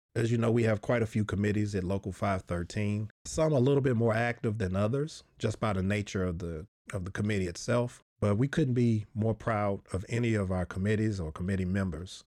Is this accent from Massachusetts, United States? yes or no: no; Nashville, Tennessee, United States; I'm from Nashville. That's where I started.